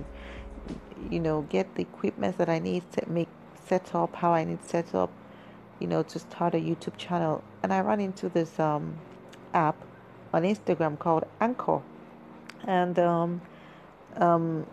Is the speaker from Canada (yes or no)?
no; Nigeria; I am a Nigerian woman